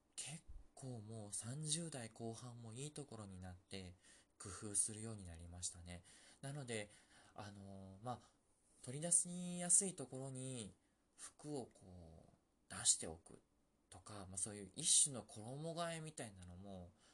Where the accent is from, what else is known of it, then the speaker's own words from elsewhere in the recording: Osaka, Japan; 僕大阪の人間だから